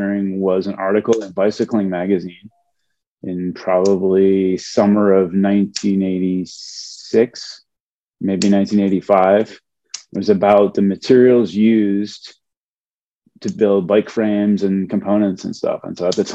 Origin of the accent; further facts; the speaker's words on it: Buffalo, New York, United States; moved away as an adult; also born or lived in Ohio / Cleveland; I'm originally from Buffalo, New York